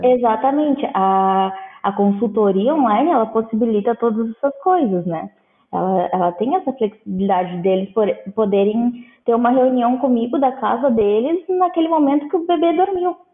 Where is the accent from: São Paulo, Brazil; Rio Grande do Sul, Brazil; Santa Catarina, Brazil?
Rio Grande do Sul, Brazil; Pelotas; moved away as an adult; now in Berlin, Germany; eu sou de Pelotas, Rio Grande do Sul